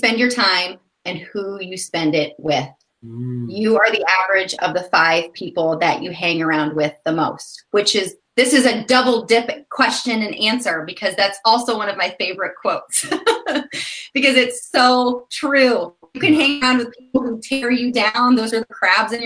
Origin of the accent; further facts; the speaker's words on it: Florida, United States; now in Indiana, United States; I was born in Florida